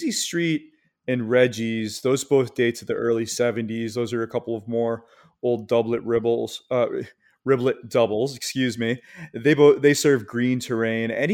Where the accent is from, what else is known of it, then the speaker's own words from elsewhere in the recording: Michigan, United States; I grew up in Michigan